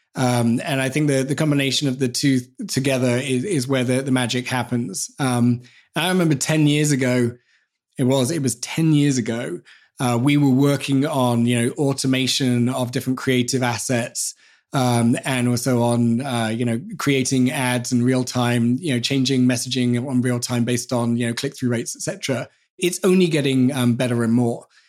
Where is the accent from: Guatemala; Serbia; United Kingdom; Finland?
United Kingdom; England; as English people